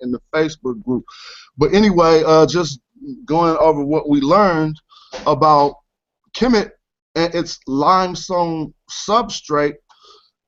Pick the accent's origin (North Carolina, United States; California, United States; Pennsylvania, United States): California, United States; Oakland; I was from Oakland, California